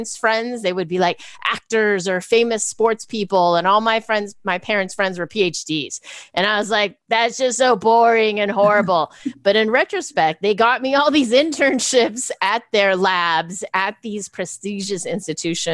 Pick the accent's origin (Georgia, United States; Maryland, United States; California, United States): California, United States; Bay Area; also born or lived in Chicago / Taiwan; I've been in California since kindergarten. And so I'm one of the few Bay Area born or ish